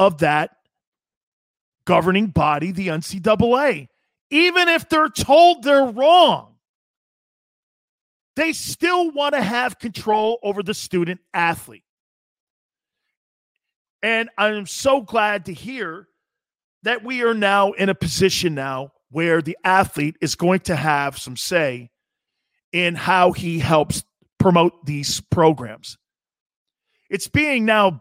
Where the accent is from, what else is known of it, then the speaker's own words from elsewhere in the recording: United States; us as Americans